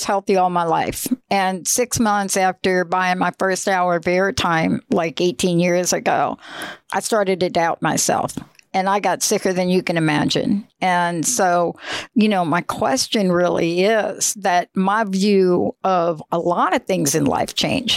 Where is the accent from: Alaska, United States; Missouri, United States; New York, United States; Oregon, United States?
New York, United States; New York City; moved away; I'm a girl from the Bronx, New York, and I did grow up in a projects